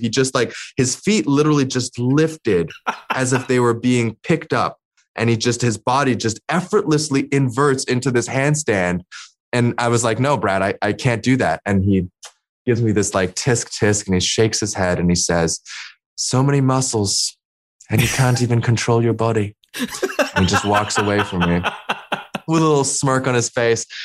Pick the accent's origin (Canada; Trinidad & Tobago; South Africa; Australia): Canada; also born or lived in China / London; I'm Asian Canadian